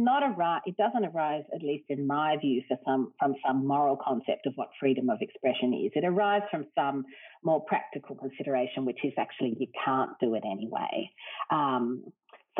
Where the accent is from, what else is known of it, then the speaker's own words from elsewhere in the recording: Australia; as an Australian